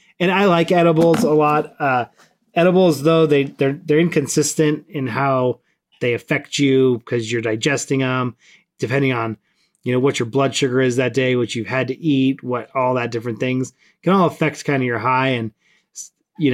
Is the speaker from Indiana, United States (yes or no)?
no; Southern California, United States; I grew up in Southern California